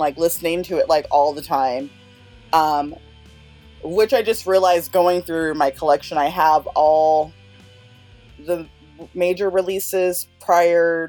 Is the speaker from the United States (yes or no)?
yes; Sacramento, California, United States; I am a fan from Sacramento, California